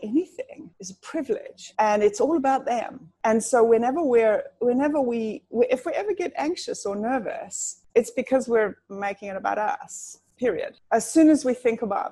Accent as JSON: {"language": "English", "country": "South Africa", "said": "I'm actually South African, just listen to that yaw that sneaks out every now and then"}